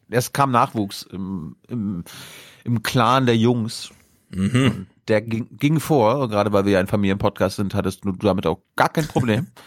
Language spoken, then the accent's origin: German; Malchin, Mecklenburg-Vorpommern, Germany; ich bin ja in Malchin geboren, das wäre mhm. nur fünf Kilometer von unserem Dorf entfernt.